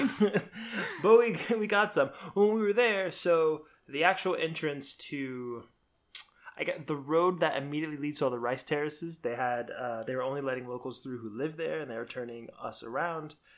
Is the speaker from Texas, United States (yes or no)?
no; South Florida, United States; moved away; I grew up in South Florida